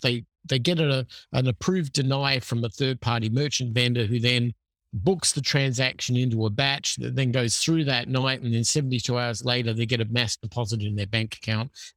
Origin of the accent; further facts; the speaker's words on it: Adelaide, South Australia, Australia; moved away as an adult; so I'm from Adelaide, Australia originally, which is a city on the South Central Coast. I grew up there. I lived there until I was twenty-five.